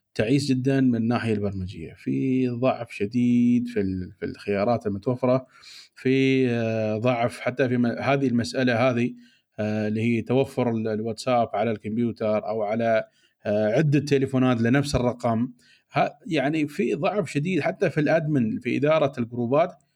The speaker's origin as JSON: {"language": "Arabic", "country": "United Arab Emirates", "said": "عندنا في الامارات"}